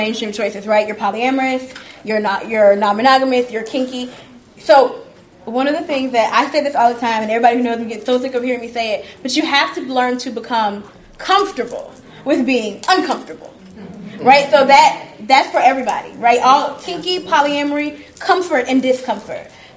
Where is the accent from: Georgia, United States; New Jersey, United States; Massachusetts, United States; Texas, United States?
Georgia, United States; Atlanta; I grew up in Atlanta, I've lived here my entire life